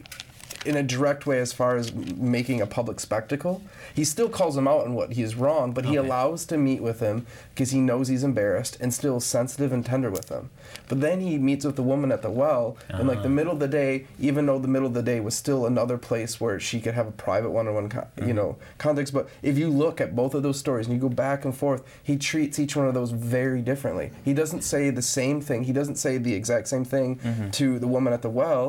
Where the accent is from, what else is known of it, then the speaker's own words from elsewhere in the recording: Grand Rapids, Michigan, United States; growing up in Grand Rapids, Michigan